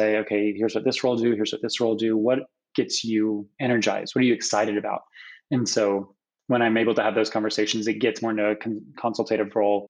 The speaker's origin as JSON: {"language": "English", "region": "Kentucky", "country": "United States", "moved": "as an adult", "lives_now": "Seattle, United States", "said": "I am from Kentucky originally, but been in Seattle for about 8 years"}